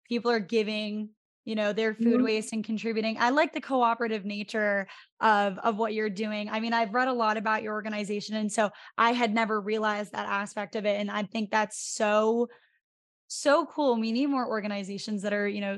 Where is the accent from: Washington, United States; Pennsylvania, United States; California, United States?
Pennsylvania, United States; Northeastern; I was born and raised in Northeastern Pennsylvania. If any of our listeners have ever seen The Office, I'm about 20 minutes south of Scranton.